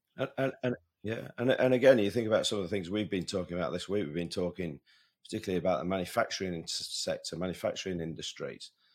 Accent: Sheffield, Yorkshire and the Humber, United Kingdom; my hometown boy, though, doesn't it? Matt Fitzpatrick

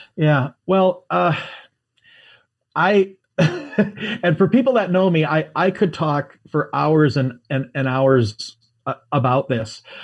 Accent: United States; I'm an American

